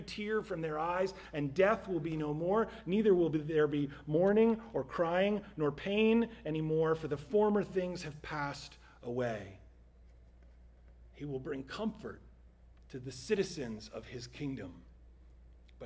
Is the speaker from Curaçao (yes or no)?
no; New Jersey, United States; my home state of New Jersey